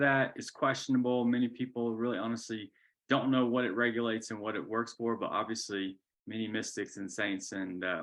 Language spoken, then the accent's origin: English; Georgia, United States; I'm a boy from Georgia